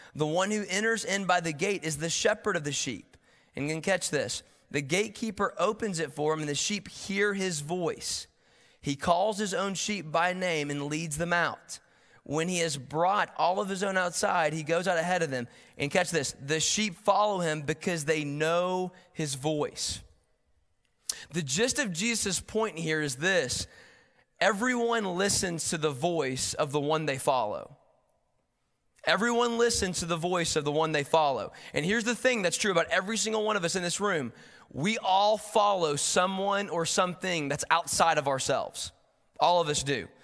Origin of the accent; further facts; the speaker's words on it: Knoxville, Tennessee, United States; moved away as an adult; now in Chattanooga, United States; I'm from Knoxville originally